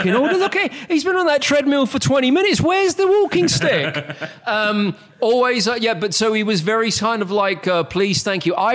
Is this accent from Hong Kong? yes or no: no; United Kingdom; accent: British; moved away as an adult; now in United States; I'm a Brit